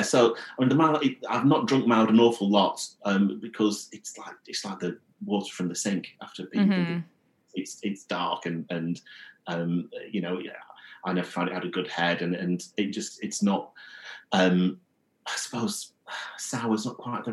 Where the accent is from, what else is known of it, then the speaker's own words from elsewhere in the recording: Blackburn, North West England, United Kingdom; I grew up in Blackburn in Lancashire